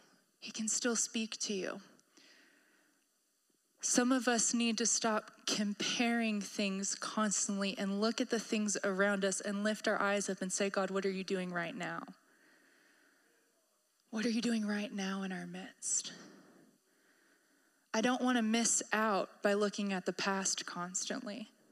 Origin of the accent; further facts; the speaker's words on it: Maryland, United States; I came from Maryland. I came from the Chesapeake Bay. We have rivers everywhere.